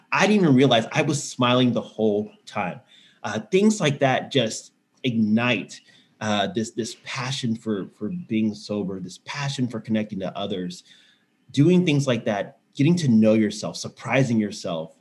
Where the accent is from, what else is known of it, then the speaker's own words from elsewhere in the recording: Houston, Texas, United States; also born or lived in San Antonio; now in Austin, United States; I, have lived in Texas my whole life. So right. I grew up in Houston